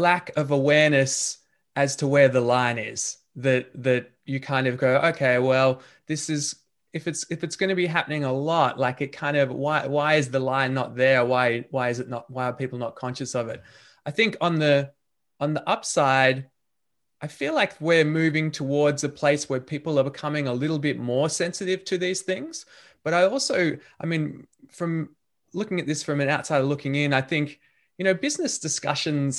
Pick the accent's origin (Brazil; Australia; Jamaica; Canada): Australia; being an Australian born and bred